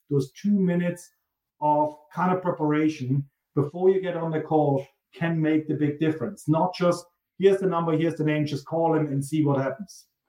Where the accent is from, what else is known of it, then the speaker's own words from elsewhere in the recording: Germany; accent: German; He hears the German accent and he asks where I'm from. I'm from Germany.